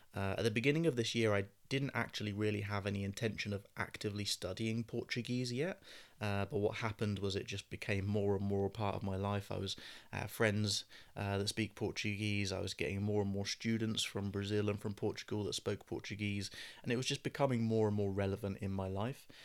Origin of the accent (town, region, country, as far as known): United Kingdom; accent: British English; first language English